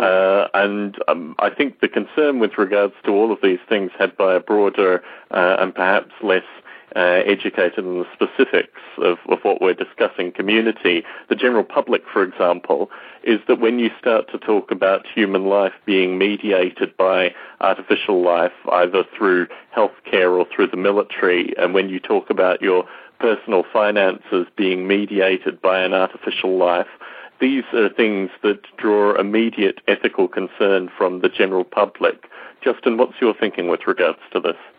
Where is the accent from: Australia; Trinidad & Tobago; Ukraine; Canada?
Australia; growing up in Australia